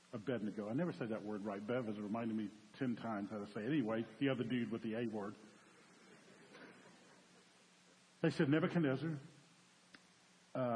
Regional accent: New Orleans, Louisiana, United States; I'm from New Orleans

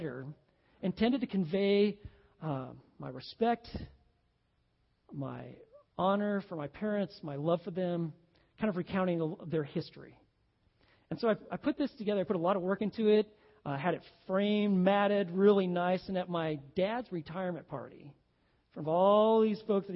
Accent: Oregon, United States; we're from Oregon

